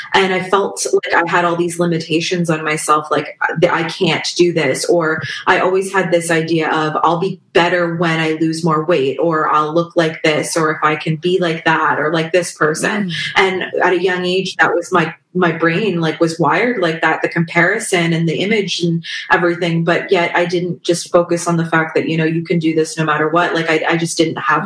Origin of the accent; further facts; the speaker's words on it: Toronto, Ontario, Canada; I'm from the Toronto area in Ontario, Canada